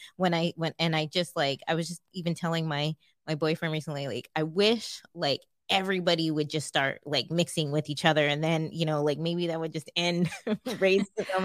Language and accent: English; California, United States; now in Hawaii, United States; growing up in California